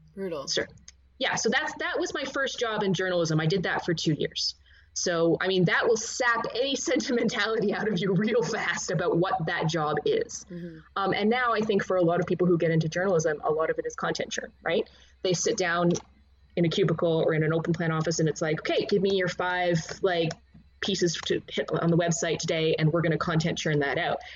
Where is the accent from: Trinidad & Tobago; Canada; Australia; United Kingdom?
Canada; I grew up in Canada